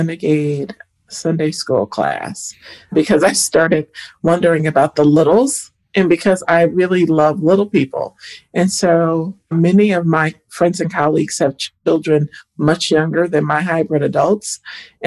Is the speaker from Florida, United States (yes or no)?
no; Toledo, Ohio, United States; I grew up in Northwest Ohio in Toledo, glass capital of the world